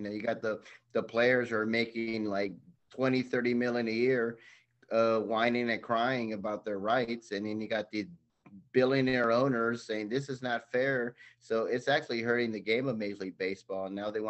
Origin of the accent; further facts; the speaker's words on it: Los Angeles, California, United States; And I grew up in Los Angeles, so sorry.